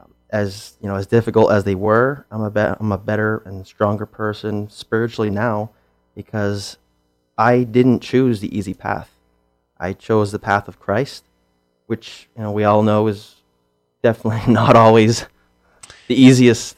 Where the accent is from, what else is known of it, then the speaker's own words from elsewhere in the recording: Pennsylvania, United States; now in Chico, United States; I'm from Pennsylvania, and the part of Pennsylvania I'm from, you're either Lutheran or Catholic. I was Lutheran